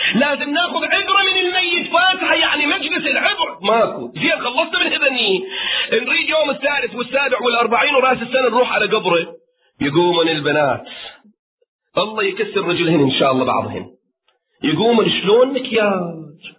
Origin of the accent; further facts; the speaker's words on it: Kuwait; عندنا في الكويت